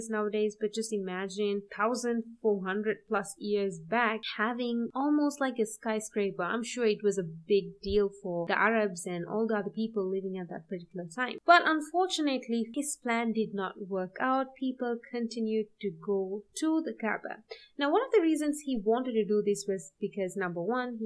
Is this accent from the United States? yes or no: no; Sri Lanka; I'm from Sri Lanka